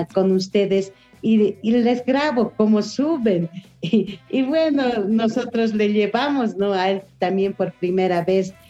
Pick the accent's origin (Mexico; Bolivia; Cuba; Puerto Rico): Bolivia; en mi país, mucha discriminación hacia la mujer de pollera